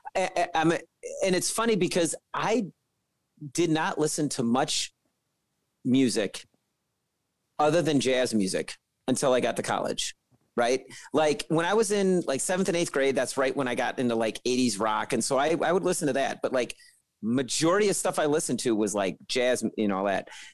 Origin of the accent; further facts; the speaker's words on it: Chicago, Illinois, United States; I'm a trumpet player and I'm from Chicago